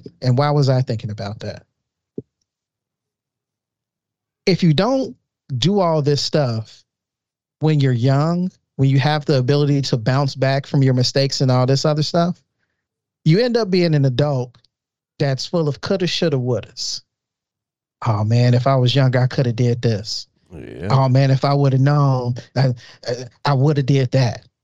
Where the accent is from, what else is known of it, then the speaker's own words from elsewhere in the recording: Chicago, Illinois, United States; I grew up in Chicago.